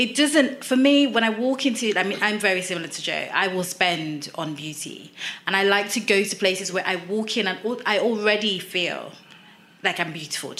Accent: United Kingdom; I'm British, but I'm also Nigerian.

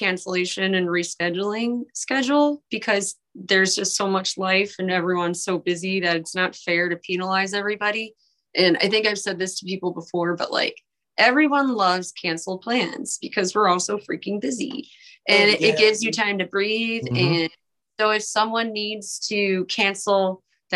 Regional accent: Michigan, United States; now in Fort Wayne, United States; I'm from Michigan, preschool's required

